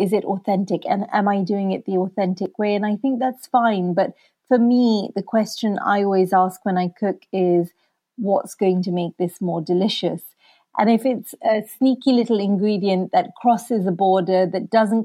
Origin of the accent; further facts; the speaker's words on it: London, United Kingdom; also born or lived in Kenya; So I came to London when I was 7 years old from Kenya.